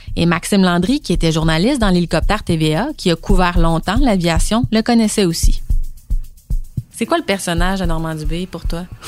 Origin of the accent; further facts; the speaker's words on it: Saint-Jérôme, Quebec, Canada; je suis natif de Saint-Jérôme